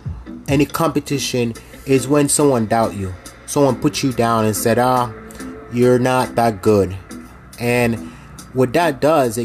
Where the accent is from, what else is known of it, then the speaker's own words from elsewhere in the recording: Jamaica; I'm from Jamaica